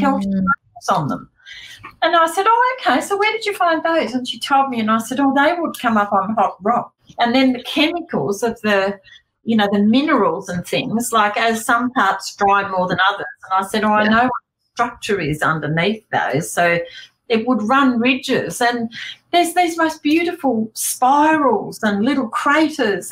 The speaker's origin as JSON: {"language": "English", "area": "King Island", "region": "Tasmania", "country": "Australia", "tie": "born or raised there", "said": "growing up on King Island"}